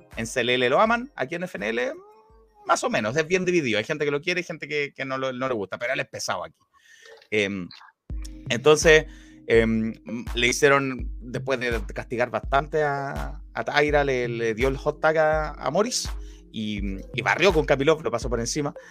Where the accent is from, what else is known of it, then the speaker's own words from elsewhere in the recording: Santiago, Santiago Metropolitan Region, Chile; habíamos varios santiaguinos sorprendidos con, el sonido de la lluvia